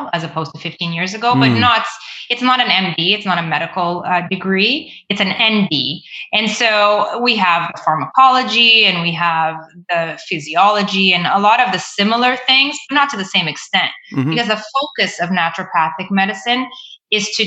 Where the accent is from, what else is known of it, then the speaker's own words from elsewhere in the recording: Mozambique; also born or lived in Ontario, Canada; now in Canada; I moved back to my home country. I moved to Mozambique, and I was there for 10 years